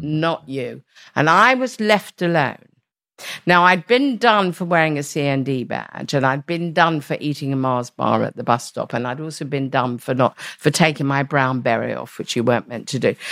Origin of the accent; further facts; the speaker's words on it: London, United Kingdom; I was born in the East End